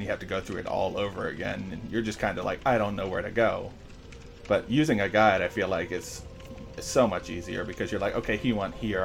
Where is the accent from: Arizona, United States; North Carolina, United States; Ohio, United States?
Ohio, United States; I'm in the U.S. I'm from Ohio.